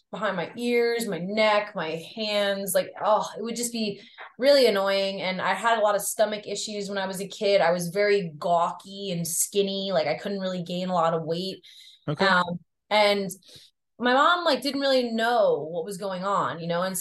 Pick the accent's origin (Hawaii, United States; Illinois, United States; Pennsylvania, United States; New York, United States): New York, United States; I grew up on the North Shore of Long Island, which is uh very rural. Like, it's it's very suburban, rural. There's a lot of farms. There's a lot of vineyards. There's a lot of beaches, okay.